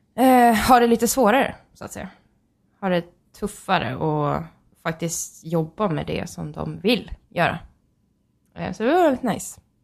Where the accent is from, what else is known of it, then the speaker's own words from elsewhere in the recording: Sweden; vi är från Sverige.